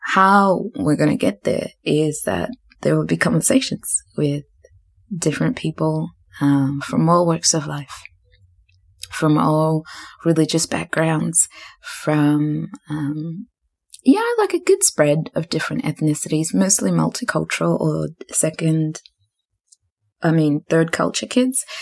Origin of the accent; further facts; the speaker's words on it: New Zealand; moved away as an adult; also born or lived in Zimbabwe; now in Australia; I grew up in Zimbabwe and left, and we left Zimbabwe when I was 11, but I grew up in New Zealand, and now I live in Australia.